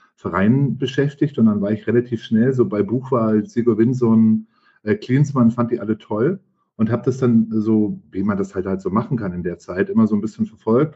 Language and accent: German; Franconia, Bavaria, Germany; ich bin gebürtiger Franke